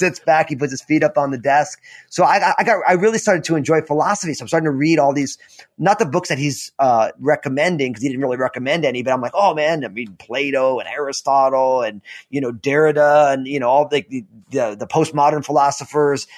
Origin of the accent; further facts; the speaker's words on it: New Jersey, United States; I'm all Italian from New Jersey